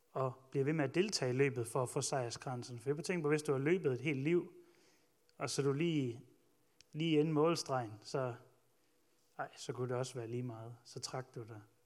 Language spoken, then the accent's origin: Danish; Ølgod, Southern Denmark, Denmark; jeg voksede op i Ølgod